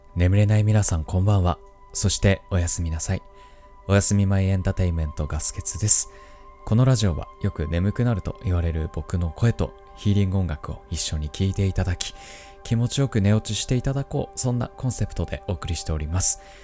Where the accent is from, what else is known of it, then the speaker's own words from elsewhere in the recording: Tohoku, Japan; 東北の出身だから